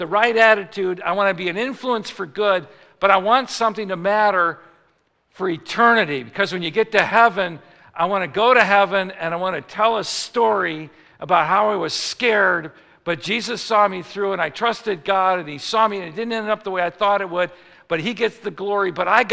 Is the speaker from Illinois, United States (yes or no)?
yes; Chicago, Illinois, United States; I'm from Chicago